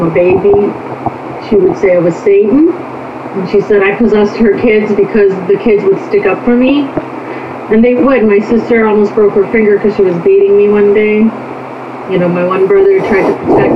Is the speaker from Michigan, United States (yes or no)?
yes; Upper Michigan, United States; also born or lived in Korea; I'm from Upper Michigan